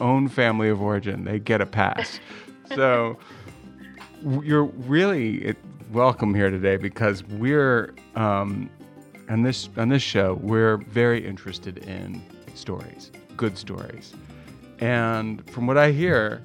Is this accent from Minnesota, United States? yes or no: no; Connecticut, United States; I'm from Connecticut